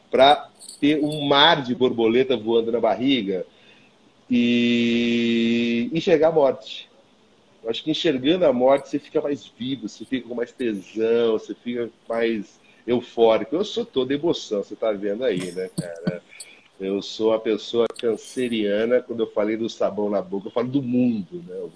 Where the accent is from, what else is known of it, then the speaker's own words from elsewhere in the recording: Ourinhos, São Paulo, Brazil; born there; accent: caipira; Eu acho que o meu caipira de nascimento vem daí também, né? Eu nasci em Ourinhos, mas eu falo muito Piracicaba